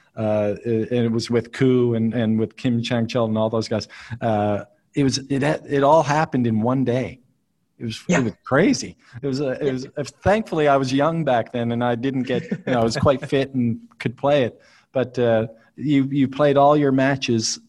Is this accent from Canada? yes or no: yes; Nova Scotia, Canada; where I grew up in Nova Scotia